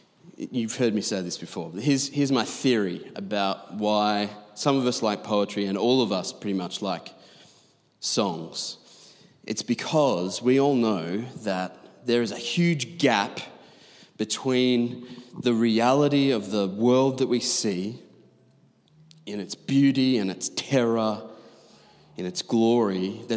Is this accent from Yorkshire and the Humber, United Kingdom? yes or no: yes; Doncaster, Yorkshire and the Humber, United Kingdom; We came from Doncaster. It's one thing in Doncaster, right, in leafy green Bible Belt Doncaster to say that you like poetry